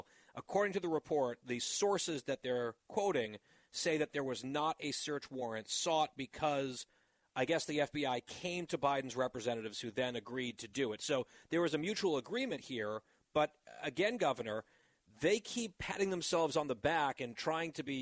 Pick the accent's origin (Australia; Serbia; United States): United States; New Jersey; the 55th governor of the great state of New Jersey, my home state